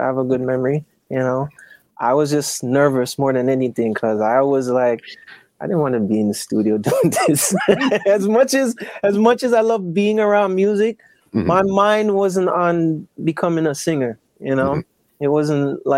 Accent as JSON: {"language": "English", "town": "Kingston", "country": "Jamaica", "tie": "born or raised there", "said": "grew up in Kingston, Jamaica"}